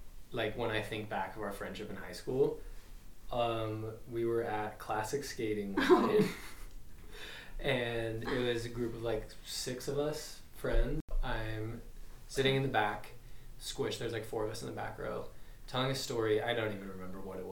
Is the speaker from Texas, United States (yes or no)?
no; Utah Valley, United States; we're from Utah Valley, not Salt Lake Valley